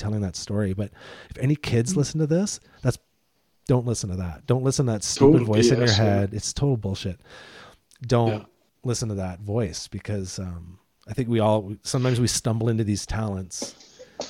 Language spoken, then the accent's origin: English; Deep River, Ontario, Canada; I grew up in Deep River, Ontario